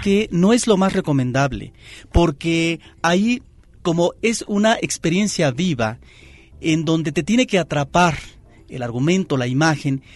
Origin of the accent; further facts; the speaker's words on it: Xalapa, Veracruz, Mexico; el Cine Jalapa, Variedades de Jalapa, la capital del estado de Veracruz. Ahí es donde yo de niño me refugiaba